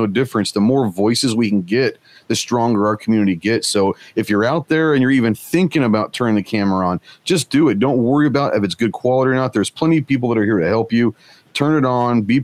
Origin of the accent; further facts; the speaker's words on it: Dallas, Texas, United States; moved away as an adult; now in Arkansas, United States; I live in Arkansas right now. I grew up in Dallas and then joined the Marine Corps out of high school and been in Arkansas now for about 15 years.